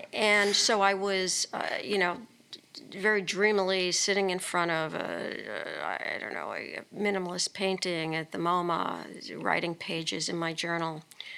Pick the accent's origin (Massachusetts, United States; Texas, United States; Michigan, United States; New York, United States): New York, United States; New York City; now in Philadelphia, United States; I grew up in Brooklyn.